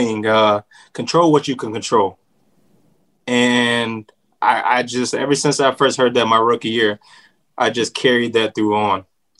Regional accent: Sacramento, California, United States; Sacramento, California.

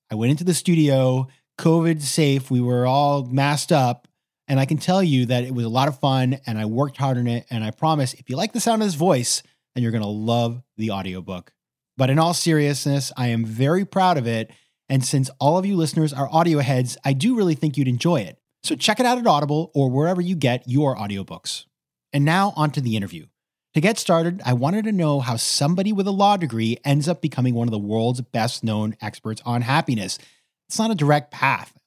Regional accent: Maine, United States; my home state of Maine

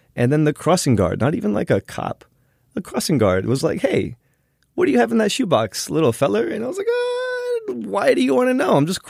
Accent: New Jersey, United States; I'm from Jersey.

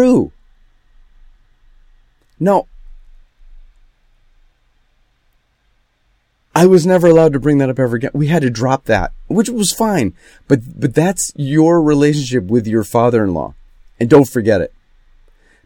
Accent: Fairport, New York, United States; now in Los Angeles, United States; I grew up in Rochester. I grew up in Fairport, which is, it's hard to describe. It's near Rochester

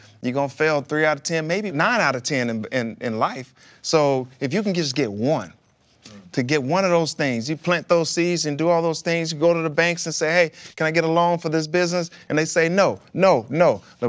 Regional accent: Pine Bluff, Arkansas, United States; With my wife, we grew up together in Pine Bluff.

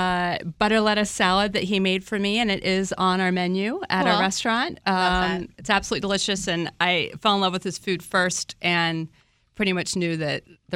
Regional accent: D.C. area, Northern Virginia, United States; moved away as an adult; also born or lived in New York City; now in Falls Church, United States; So I'm from Northern Virginia. I grew up in the D.C. area. And living in New York City, we love New York City.

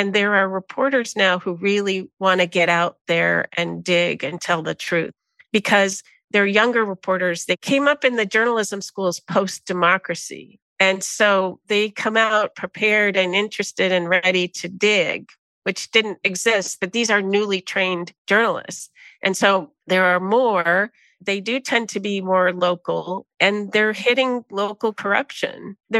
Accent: United States; people could pretty much can see I was probably American.

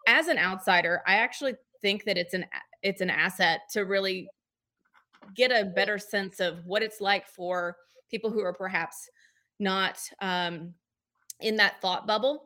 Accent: Georgia, United States; moved away as an adult; now in Memphis, United States; I have not always lived in Memphis. I've been here since uh, 2008, but I'm from Georgia

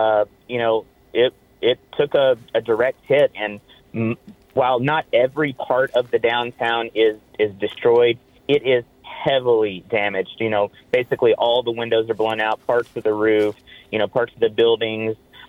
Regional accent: Arkansas, United States; No, I am from Arkansas.

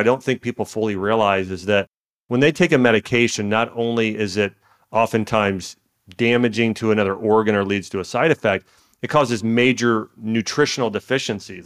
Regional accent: Dayton, Ohio, United States; I grew up in Dayton, Ohio

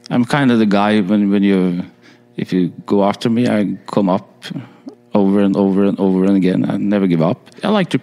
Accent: Horten, Vestfold, Norway; also born or lived in Moss, Norway; I'm from Norway. I live in a city close by Oslo, like an hour south of Oslo. It's a small town called Horten.

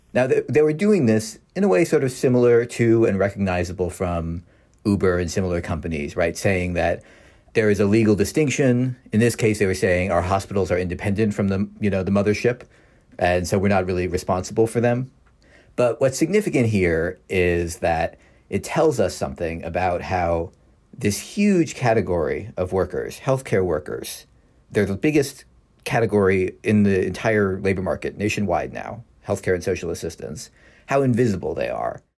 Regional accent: Philadelphia, Pennsylvania, United States; I'm from Philadelphia

